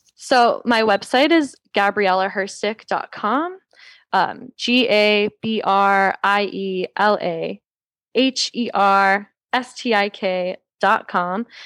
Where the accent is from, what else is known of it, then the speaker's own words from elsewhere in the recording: Georgia, United States; now in Los Angeles, United States; I grew up in the Bible Belt. I grew up in Georgia